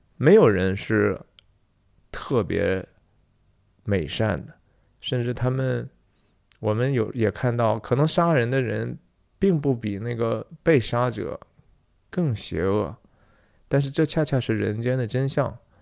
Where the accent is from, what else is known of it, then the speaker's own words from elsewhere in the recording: Taiyuan, Shanxi, China; 也是我们太原人